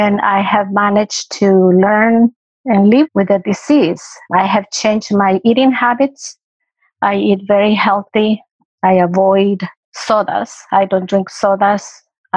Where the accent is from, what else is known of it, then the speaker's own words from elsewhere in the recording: El Salvador; moved away as an adult; am native from El Salvador, and I came here in 1978.